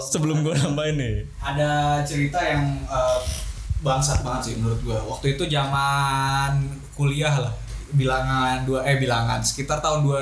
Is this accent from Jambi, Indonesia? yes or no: yes; Jambi, Indonesia; now in Jakarta, Indonesia; kan gue nggak asli Jakarta ya, ada suatu daerah lah di Sumatera. Jambi.